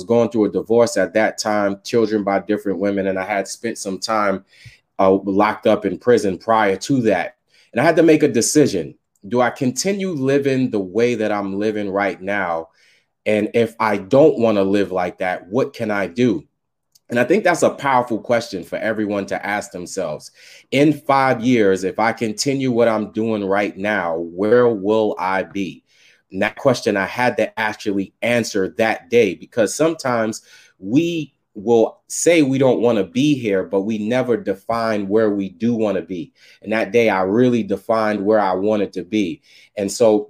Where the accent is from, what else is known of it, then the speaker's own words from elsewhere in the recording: New York City, New York, United States; I was raised in Staten Island, New York.